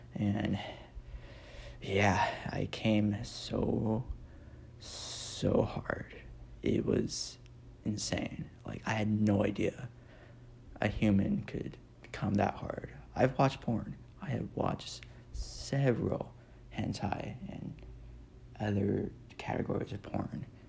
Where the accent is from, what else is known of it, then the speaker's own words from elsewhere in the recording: Nebraska, United States; I'm from Nebraska. Well, still live there